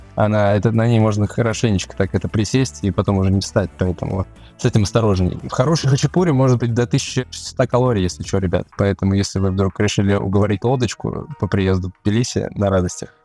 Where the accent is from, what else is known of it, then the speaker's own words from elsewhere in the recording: Moscow, Russia; moved away as an adult; now in Georgia; Я, в принципе, родился в Москве и вырос